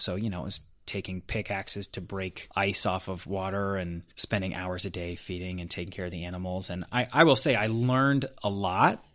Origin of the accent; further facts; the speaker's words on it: Denver, Colorado, United States; moved away as an adult; now in Los Angeles, United States; I was born and raised in Denver, Colorado.